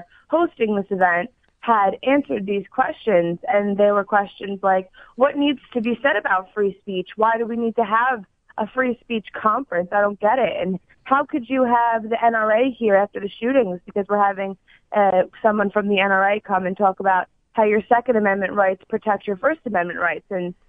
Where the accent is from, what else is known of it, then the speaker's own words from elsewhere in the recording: Long Island, New York, United States; moved away as an adult; now in Albany, United States; I'm from Long Island, New York. I'm from Suffolk County, but I go to college at Siena College in Albany, New York.